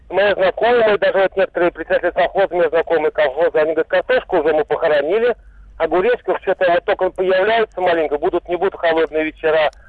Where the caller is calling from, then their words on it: Vladimir, Vladimir Oblast, Russia; Я из Владимира, Владимир.